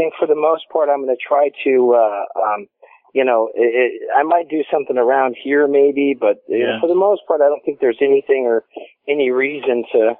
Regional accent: Las Vegas, Nevada, United States; moved away as an adult; also born or lived in Brentwood, Tennessee / Franklin, Tennessee; now in Columbia, United States; No, I'm from Las Vegas originally.

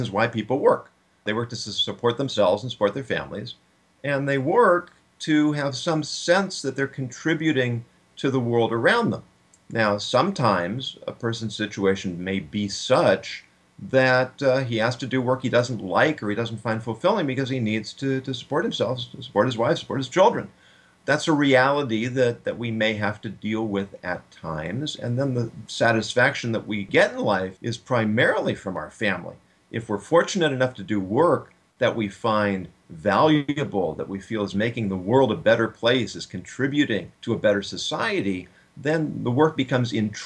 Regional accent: Los Angeles, California, United States; now in St. Louis, United States; I grew up in Los Angeles

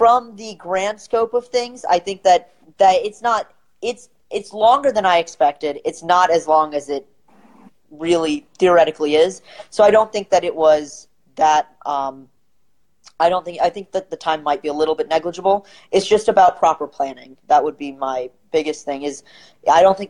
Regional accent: St. Louis, Missouri, United States; I'm from St. Louis, Missouri. And here we have a lot of small kind of the mom and pop stores

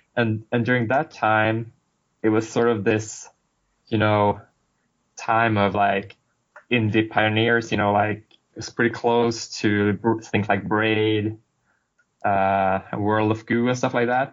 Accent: Sweden; now in Boston, United States; I'm from Sweden originally, currently right. living in Boston, Boston for a while

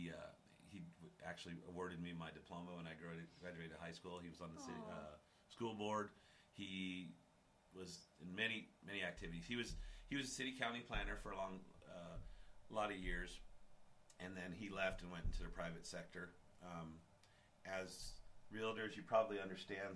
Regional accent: Cheyenne, Wyoming, United States; I was born and raised here

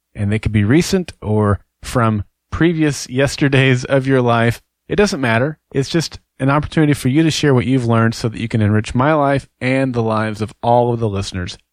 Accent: Oklahoma, United States; I'm from Oklahoma and an avid Sooner

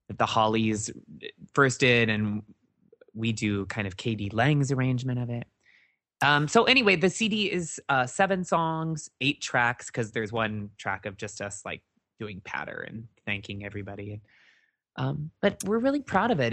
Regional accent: Midwest, United States; moved away; also born or lived in Northwest Iowa; I'm from the Midwest.

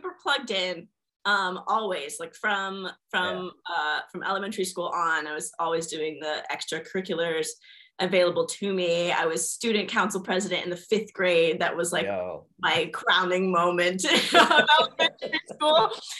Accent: Gwinnett County, Georgia, United States; I was raised in Gwinnett County, Georgia. So it's a bit north of Atlanta

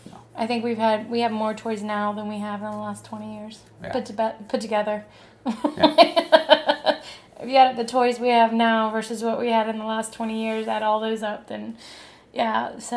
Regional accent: San Antonio, Texas, United States; I grew up in South San Antonio.

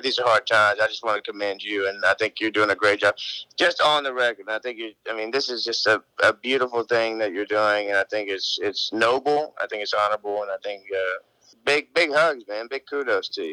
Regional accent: Cartagena, Bolívar, Colombia; moved away; I was raised in Cartagena, which is on the coast

